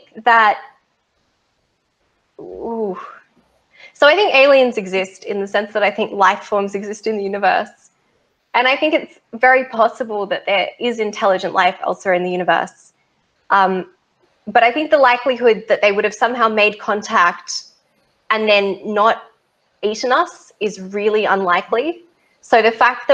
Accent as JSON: {"language": "English", "country": "Australia", "said": "I'm an Australian"}